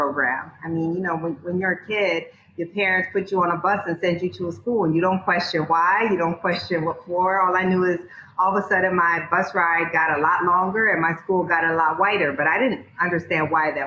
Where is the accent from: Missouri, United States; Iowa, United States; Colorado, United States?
Iowa, United States; Waterloo; I grew up on the Black side of town